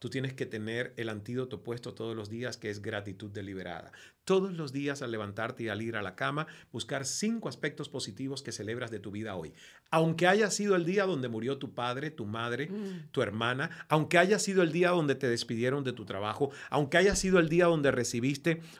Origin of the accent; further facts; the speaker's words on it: Cuba; accent: Venezuelan; A mí me preguntan constantemente, ¿pero de dónde eres? Y digo, ¿pero cuántas veces voy a decir que soy cubano? Y sobre todo, por mi cercanía con los venezolanos